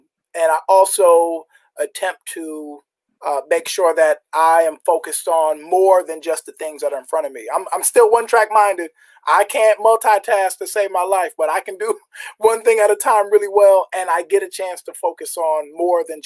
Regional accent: Jamaica; I'm Jamaican

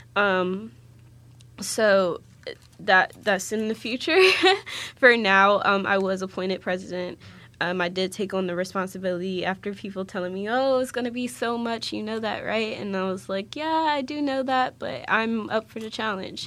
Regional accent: Waldorf, Maryland, United States; moved away as an adult; now in West Virginia, United States; I'm originally from Waldorf, Maryland, so like the southern region of Maryland

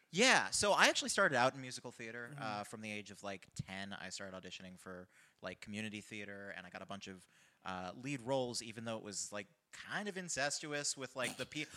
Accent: California, United States; now in New York, United States; I'm originally from California

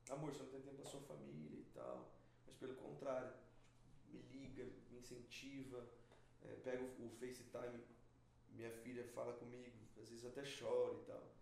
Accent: Presidente Prudente, São Paulo, Brazil; eu sou de Presidente Prudente, interior de São Paulo.

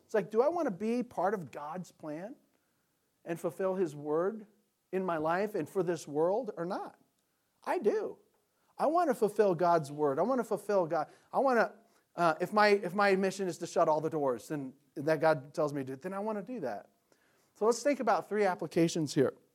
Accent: United States; we're American Christians

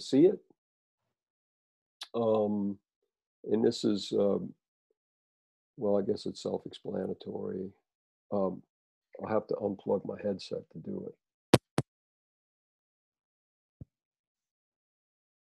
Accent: New Orleans, Louisiana, United States; I grew up in New Orleans

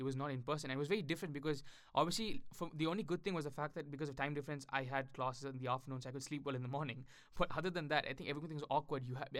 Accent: Tamil Nadu, India; first language Tamil; English is a second language; now in United Kingdom; my native language in India is Tamil, because we speak Tamil in Tamil Nadu, I've always been speaking English with my family or even with anyone in India. So, and especially since I came to the UK

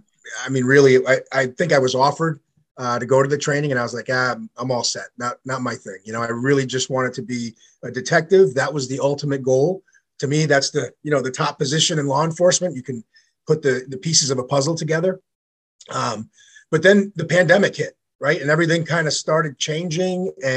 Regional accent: New York, United States; So I grew up in New York for a small portion of my life.

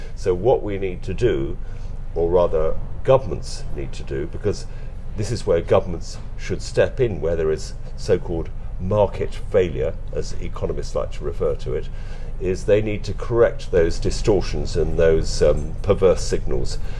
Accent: London, United Kingdom; moved away as an adult; now in West Wales, United Kingdom; I'm a Londoner. My dad was a doctor and then trained to be a psychiatrist, so I lived in first of all in South London and then in North London

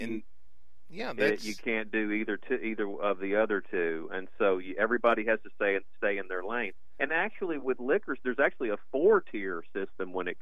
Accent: Liberty, Texas, United States; my hometown of Liberty, Texas

